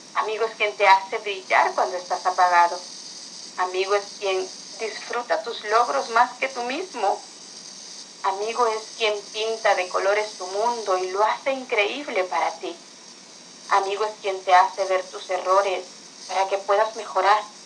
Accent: Honduras; no soy de España, soy de Honduras

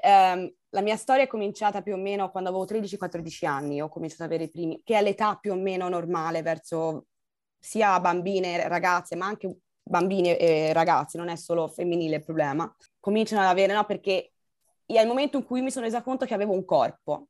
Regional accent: Pisan hills, Tuscany, Italy; moved away; also born or lived in Austria; sono nata lassù in Austria, ma sono cresciuta in Toscana, nelle colline pisane

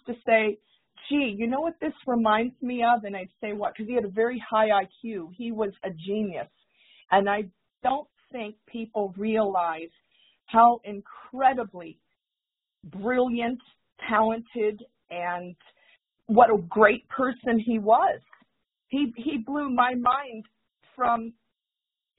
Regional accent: St. Petersburg, Florida, United States; I was born and raised in St. Petersburg, Florida

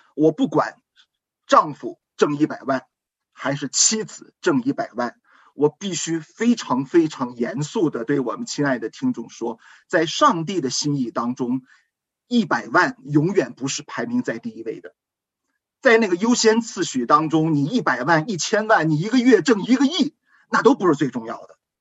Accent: China; 我们中国人

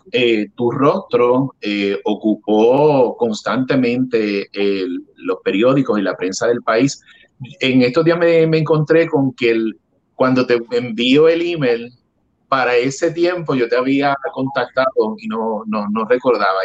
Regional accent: Puerto Rico; como puertorriqueño me incluyo

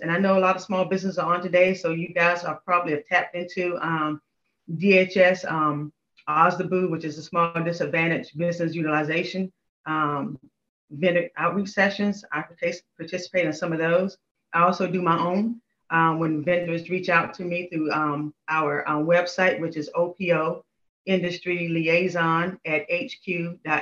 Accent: North Carolina, United States; moved away as an adult; also born or lived in Panama / Washington, District of Columbia, United States; I'm originally from North Carolina, so I moved up, up here for that job.

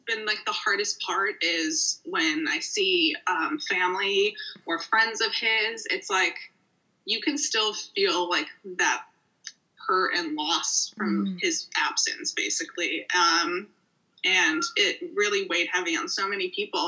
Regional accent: Morton Grove, Chicago suburbs, Illinois, United States; I am from the Chicago suburbs, Morning Grove to be exact. And yeah, it was a very smooth childhood.

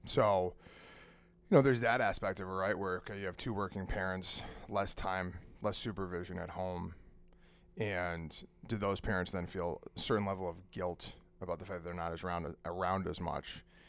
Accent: Manchester, United States; So I remember we used to, we grew up on Autumn Street in Manchester.

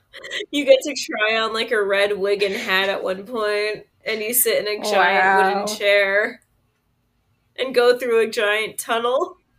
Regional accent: United States; growing up in America

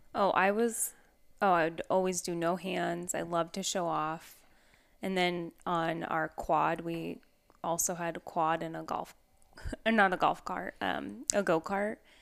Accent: the Northwest, Pacific Northwest, United States; Growing up in the Northwest, we lived on two and a half acres

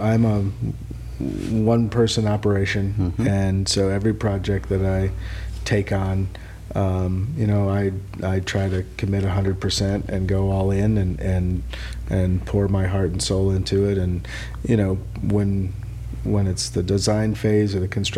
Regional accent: Madison, Wisconsin, United States; now in California, United States; I grew up in Madison, Wisconsin

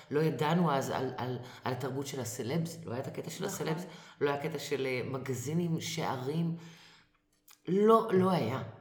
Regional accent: Israel; אנחנו ישראלים, אבל אמרתי, כשהייתי קטנה, כל בית, את נכנסת לבית של, של חברה, חבר, האבא והאימא מדברים או מבטא פולני, או רוסי, או רומני

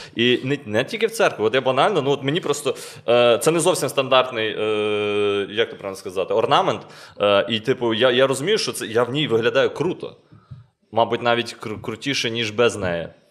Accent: Lviv, Lviv Oblast, Ukraine; ми зі Львова

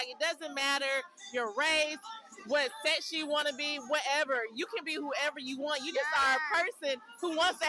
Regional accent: Birmingham, Alabama, United States; now in Nashville, United States; I'm from Birmingham.

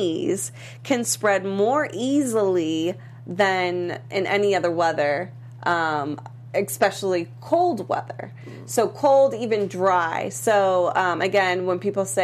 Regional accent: Boston, Massachusetts, United States; moved away as an adult; I'm from Boston, and I've been here for 5-plus years now.

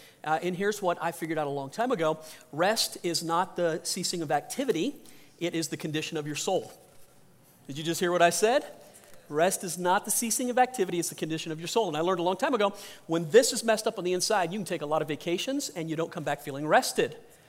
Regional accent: the South, United States; moved away; I'm from the South. Been gone long enough where I don't have most of my accent, but I have a lot of friends that are still there.

